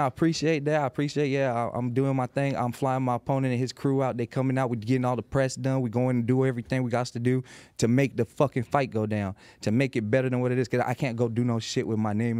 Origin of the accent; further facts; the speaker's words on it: Las Vegas, Nevada, United States; I'm from Las Vegas